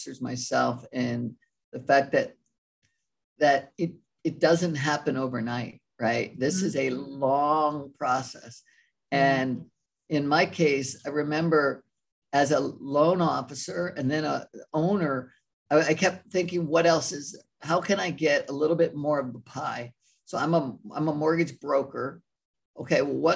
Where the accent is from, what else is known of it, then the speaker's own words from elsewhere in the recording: Maryland, United States; moved away as an adult; also born or lived in California; I grew up in Maryland and graduated college at Towson back there near Baltimore.